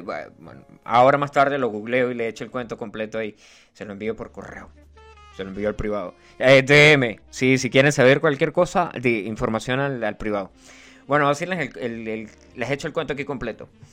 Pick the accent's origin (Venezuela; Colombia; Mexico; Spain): Venezuela; yo soy venezolano